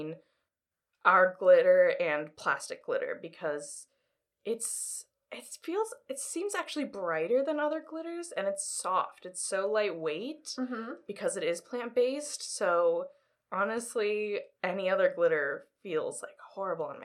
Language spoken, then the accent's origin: English; Los Angeles, California, United States; moved away as an adult; now in New York, United States; I grew up in Los Angeles, moved out to New York for school.